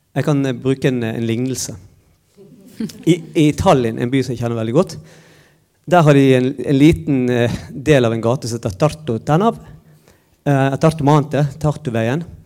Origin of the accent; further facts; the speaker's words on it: Bergen, Vestland, Norway; moved away as an adult; now in Trondheim, Norway; jeg kommer fra Bergen